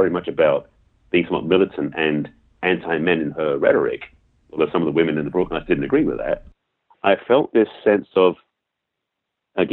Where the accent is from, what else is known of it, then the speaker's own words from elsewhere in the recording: England, United Kingdom; accent: English; now in Los Angeles, United States; I have an English accent, being raised born and raised in England.